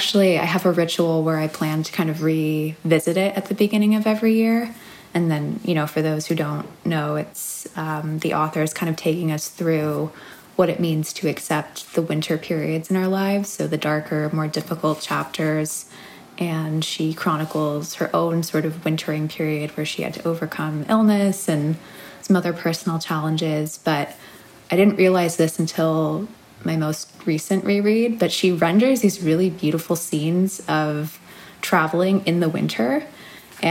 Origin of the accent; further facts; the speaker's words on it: New York City, New York, United States; getting to know my city again, I've been really, really mindful of how I re-enter life as a New Yorker.